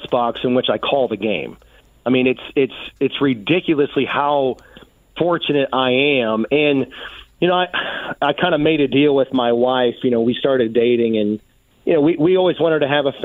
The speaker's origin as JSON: {"language": "English", "town": "Indianapolis", "region": "Indiana", "country": "United States", "tie": "born or raised there", "said": "I grew up here. I grew up on the South Side, grew up watching the Colts"}